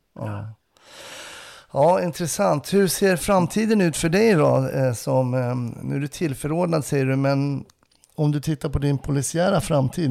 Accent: Stockholm, Stockholm County, Sweden; Det som stockholmare

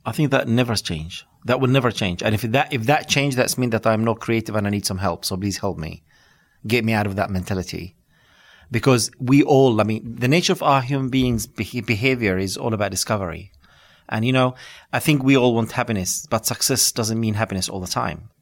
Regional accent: West Bank, Palestine; English is a second language; moved away as an adult; now in London, United Kingdom; coming from this, uh, refugee camp, uh, background

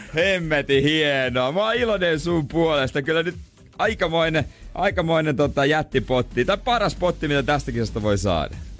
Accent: Seinäjoki, South Ostrobothnia, Finland

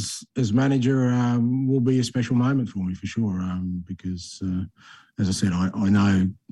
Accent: Australia; moved away; I experienced that myself growing up in Australia

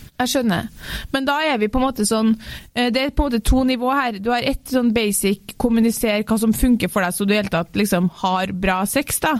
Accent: Trøndelag, Norway; jeg er trønder

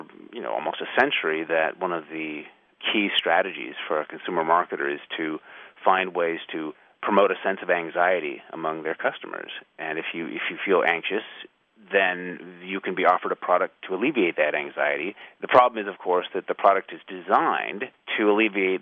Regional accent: United States; I'm an American author

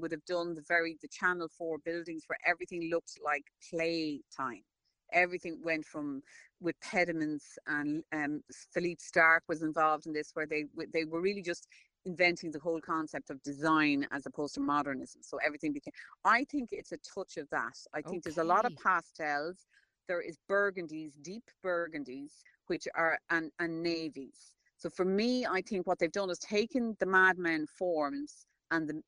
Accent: Ireland; I'm Irish and we familiarise ourselves with everybody

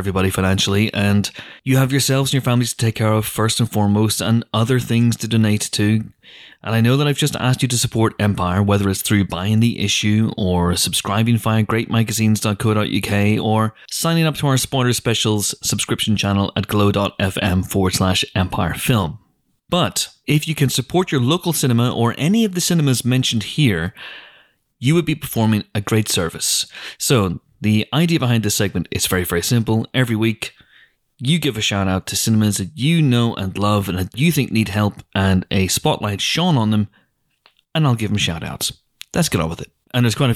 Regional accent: Northern Irish, Northern Ireland, United Kingdom; I'm Northern Irish

